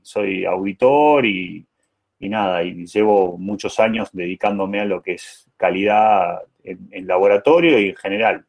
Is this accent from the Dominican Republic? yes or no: no; Jujuy, Argentina; moved away; also born or lived in Buenos Aires; Yo soy jujeño, orgulloso de ser jujeño, nacido y criado en Jujuy, eh, emigrante a Buenos Aires